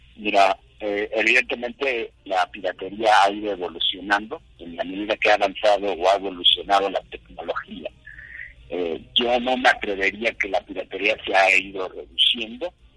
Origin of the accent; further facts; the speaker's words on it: Mexico; yo soy abogado, soy abogado mexicano